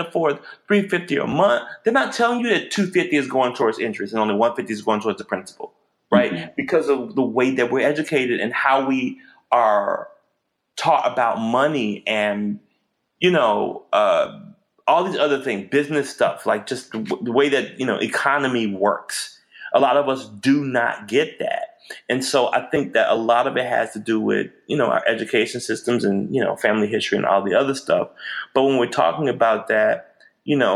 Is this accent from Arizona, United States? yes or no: no; Memphis, Tennessee, United States; I grew up in Memphis, grew up with a family who loved me